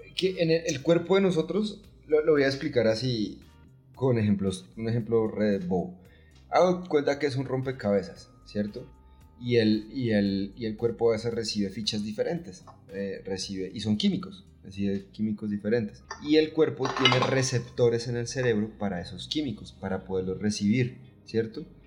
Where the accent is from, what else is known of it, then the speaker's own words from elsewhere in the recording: Catatumbo, Norte de Santander, Colombia; mi pueblo